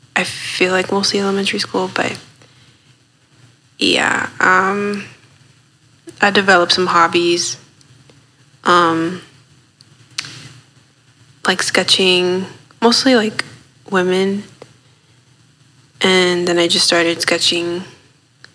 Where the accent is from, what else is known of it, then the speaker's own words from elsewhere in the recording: Lawrence, Massachusetts, United States; I was born and raised in Lawrence.